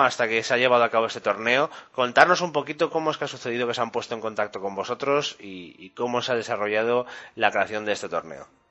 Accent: Spain; somos los españoles

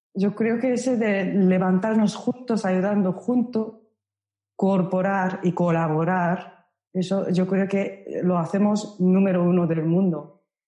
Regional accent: Osaka, Japan; Spanish is a second language; moved away as an adult; also born or lived in Los Angeles, United States; now in Madrid, Spain; yo soy de Osaka, nací en Osaka y cuando tenía 19 años me mudé a Los Ángeles, California, Estados Unidos

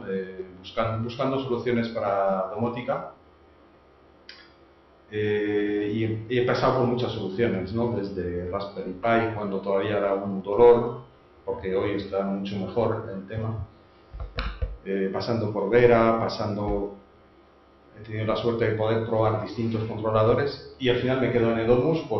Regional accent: France; now in Spain; yo que soy francés

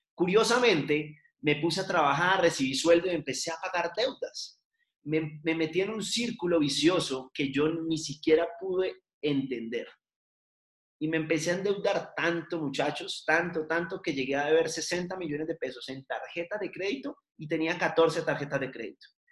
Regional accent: Cali, Valle del Cauca, Colombia; moved away as an adult; now in Bogotá, Colombia; soy de Cali, vivo en Bogotá ya hace nueve años

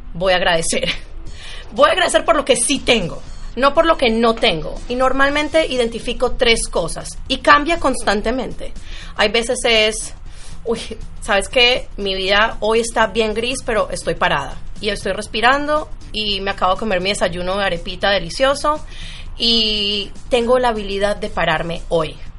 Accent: Medellín, Antioquia, Colombia; now in United States; Yo soy de Medellín

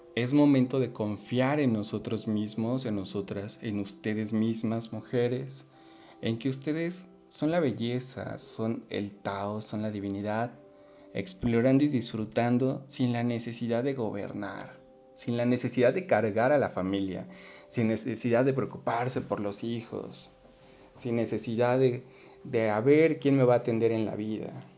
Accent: Mexico; si nos uniéramos como mexicanos

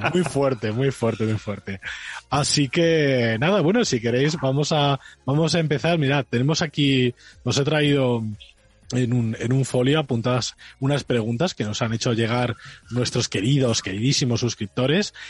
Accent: Spain

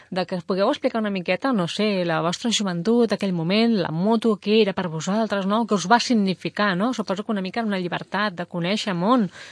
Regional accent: Mollet del Vallès, Catalonia, Spain; som de Mollet

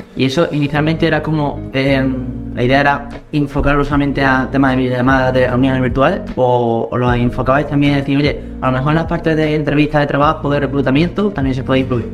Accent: Córdoba, Andalusia, Spain; Aquí los cordobeses estamos

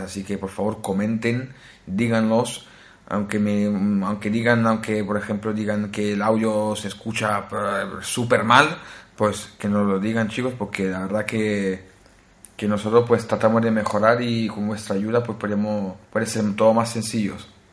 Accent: Naples, Campania, Italy; Spanish is a second language; also born or lived in Spain; now in Norway; soy eh, originario de Italia, nací en Italia, en eh, una ciudad que se llama Nápoles

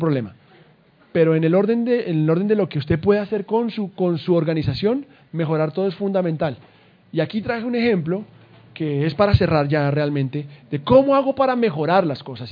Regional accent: Colombia; Somos colombianos y berracos

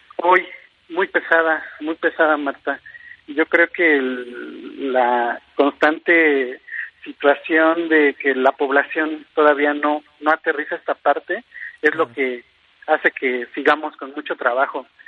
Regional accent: Mexico; como mexicano

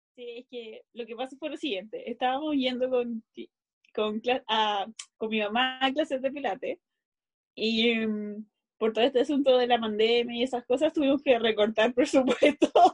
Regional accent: Santiago, Santiago Metropolitan, Chile; also born or lived in Recoleta; yo salí de Conchalí y llegué a Recoleta

